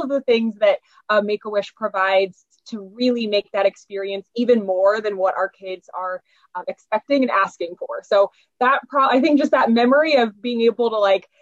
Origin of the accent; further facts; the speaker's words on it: Indianapolis, Indiana, United States; moved away as an adult; now in Bloomington, United States; So I am actually from Indianapolis, born and raised in Indianapolis, Eagle Creek area, northwest side.